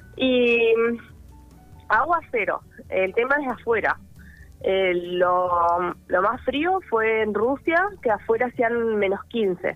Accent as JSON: {"language": "Spanish", "town": "Viedma", "region": "Río Negro", "country": "Argentina", "said": "soy de Viedma y mm, siempre nadé en el río"}